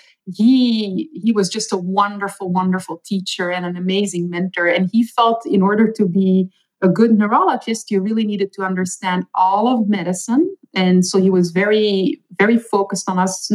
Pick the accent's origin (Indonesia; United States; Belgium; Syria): Belgium; first language Dutch; English is a second language; moved away as an adult; I was born and raised for the most part in Belgium. So I speak Dutch at home or Flemish